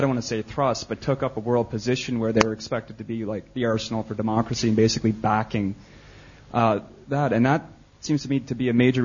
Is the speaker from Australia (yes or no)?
no; Canada; I'm from Canada